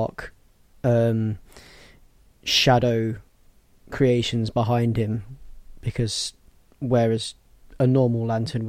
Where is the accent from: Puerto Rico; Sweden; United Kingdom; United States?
United Kingdom; we're British